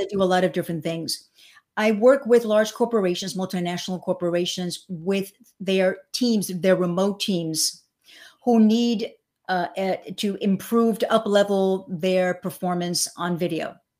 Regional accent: suburban New York, United States; also born or lived in Cuba; now in Miami, United States; I was born in Cuba. I came when I was seven and a half. I was really raised in, uh, suburban New York.

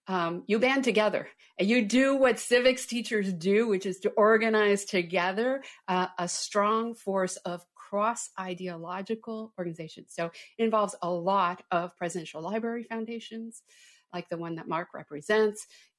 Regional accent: Canada; now in United States; I'm an immigrant. I came from Canada. I wanted to come here since I was a little girl.

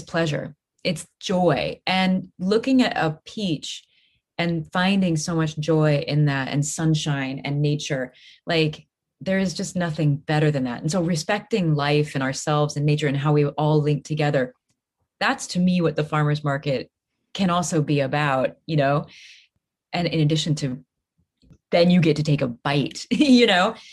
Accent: Midwest, United States; moved away; I'm from the Midwest

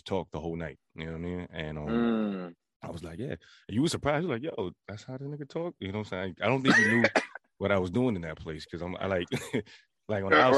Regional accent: United States; I grew up in American

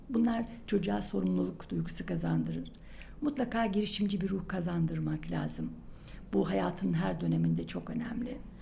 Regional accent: Niğde, Turkey; moved away as an adult; also born or lived in İzmir / Gümüşhane; now in Ankara, Turkey; 1959 Niğde doğumluyum. Ee, ilk orta ve lise eğitimimi Niğde'de tamamladım.

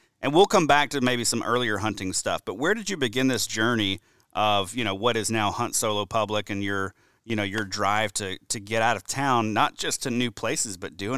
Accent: Georgia, United States; I'm talking with Stephen Cordaro from right here in my home state of Georgia.

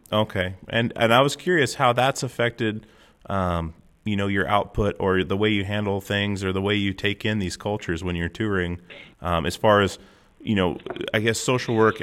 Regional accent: Alaska, United States; I'm from Alaska.

